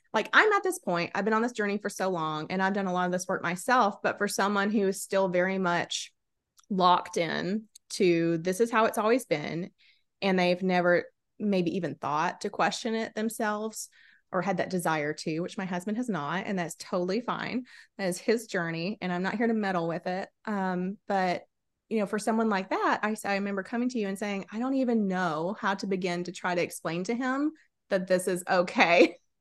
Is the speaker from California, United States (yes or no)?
no; South Carolina, United States; I was born and raised in South Carolina